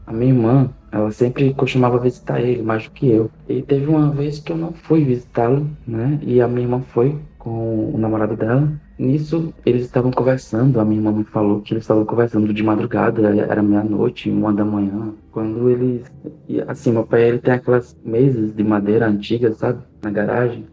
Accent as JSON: {"language": "Portuguese", "town": "Maceió", "region": "Alagoas", "country": "Brazil", "said": "Eu sou da cidade de Maceió, capital de Alagoas"}